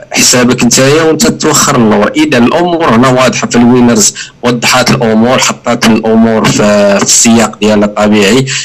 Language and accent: Arabic; Casablanca, Casablanca-Settat, Morocco; كما كيديروا شي الترات عندنا في كازا